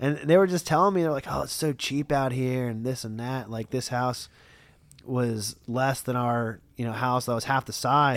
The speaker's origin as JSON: {"language": "English", "town": "Lancaster", "region": "Pennsylvania", "country": "United States", "said": "I'm from Lancaster for years and years and years"}